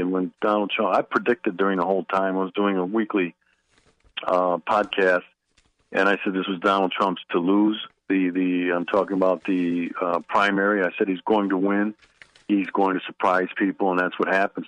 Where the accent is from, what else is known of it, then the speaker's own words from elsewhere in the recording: Milwaukee, Wisconsin, United States; moved away as an adult; now in Washington, D.C., United States; I was born and raised in Milwaukee, Wisconsin